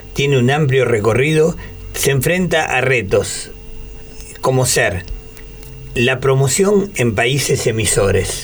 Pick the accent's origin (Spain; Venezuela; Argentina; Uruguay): Argentina; los argentinos somos eh, unos italianos que hablamos español